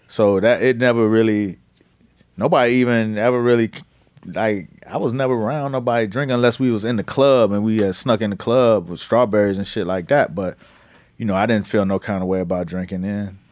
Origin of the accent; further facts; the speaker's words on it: Miami, Florida, United States; I'm from Miami